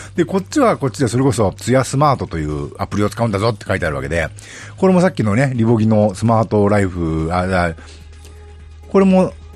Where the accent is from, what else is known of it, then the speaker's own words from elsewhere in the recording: Nagano, Japan; 私の地元長野市